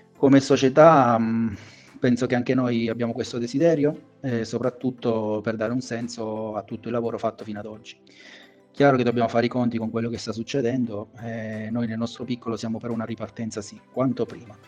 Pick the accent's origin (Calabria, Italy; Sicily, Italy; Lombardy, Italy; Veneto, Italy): Veneto, Italy; Treviso; io, eh, con le altre due persone che abbiamo iniziato siamo di Treviso